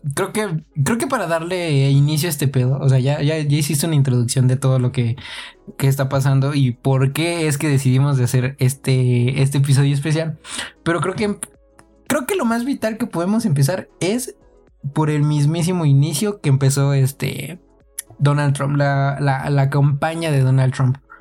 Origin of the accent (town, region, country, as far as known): Mexico